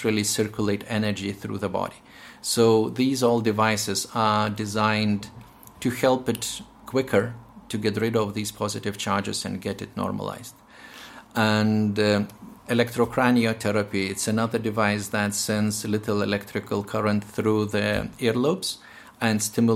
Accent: Lithuania; moved away as an adult; now in Northern Ireland, United Kingdom; I'm from Lithuania and I had quite a lot of Russian influence during my medical training

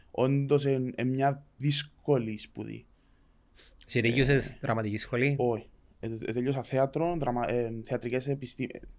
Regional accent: Larnaca, Larnaca District, Cyprus; Είμαι σκαλιά μου σκιανή οικογένεια, αλλά εγώ γεννήθηκα μεγάλο σε Αλάρναγα.

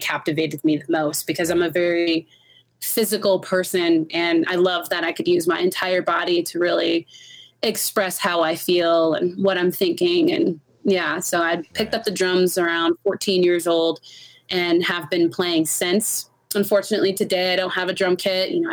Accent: Los Angeles, California, United States; moved away as an adult; also born or lived in Long Beach; now in Denver, United States; I'm from Los Angeles. Okay. Los Angeles is my whole life, pretty much. So I'm California through and through.

